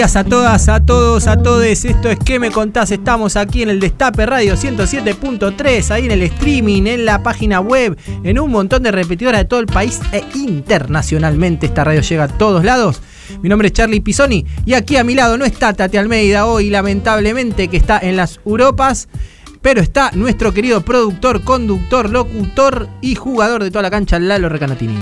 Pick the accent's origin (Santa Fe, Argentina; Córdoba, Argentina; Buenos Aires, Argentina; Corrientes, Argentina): Buenos Aires, Argentina; also born or lived in Morón; Yo nací en Morón, pero me crié en la ciudad de Buenos Aires